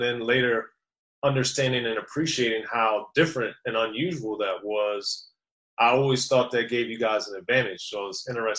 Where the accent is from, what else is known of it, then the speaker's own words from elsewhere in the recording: Maryland, United States; Yeah, well, I'm from Maryland.